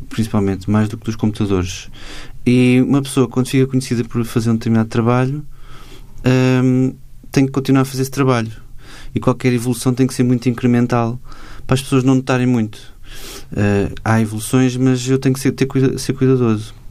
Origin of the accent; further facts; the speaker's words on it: Macau; now in Portugal; nessa altura eu, eu vim de Macau para as Belas Artes e comecei a estudar design gráfico